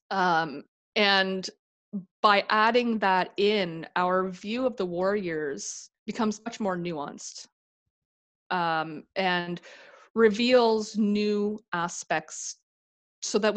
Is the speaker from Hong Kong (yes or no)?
no; Canada; Jews are considered Canadian. We're white. We're Canadian.